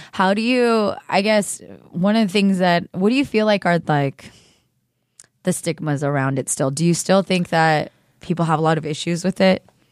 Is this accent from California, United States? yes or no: yes; the Bay Area, California, United States; growing up in the Bay